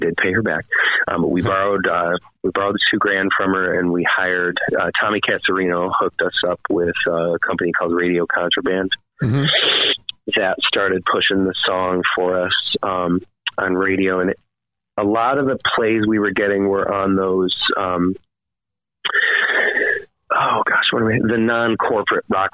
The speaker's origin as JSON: {"language": "English", "town": "Waterloo", "region": "New York", "country": "United States", "tie": "born or raised there", "said": "I grew up in Waterloo, New York"}